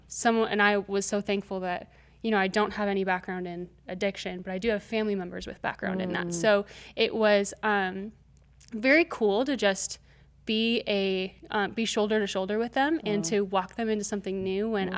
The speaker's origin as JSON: {"language": "English", "region": "Minnesota", "country": "United States", "tie": "born or raised there", "said": "I'm from Minnesota originally."}